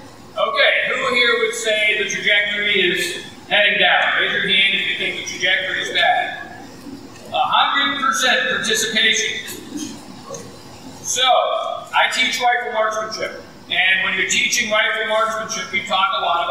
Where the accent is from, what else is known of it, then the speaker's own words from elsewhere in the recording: Massachusetts, United States; now in Tennessee, United States; I grew up in Massachusetts